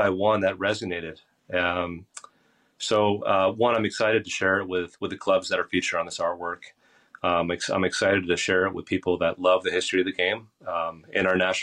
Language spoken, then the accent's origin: English; Basking Ridge, New Jersey, United States; moved away; also born or lived in Far Hills, New Jersey; I grew up in Far Hills, in Baskin Ridge. That would have been going home for me.